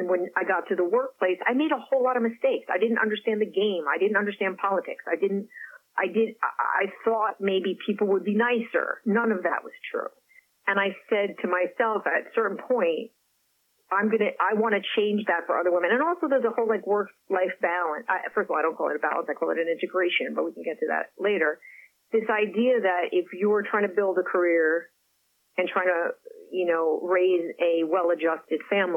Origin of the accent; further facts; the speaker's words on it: Paris, Île-de-France, France; first language French; English is a second language; moved away; Paris happens to be where I was born. I have an affinity. I speak the language, my first language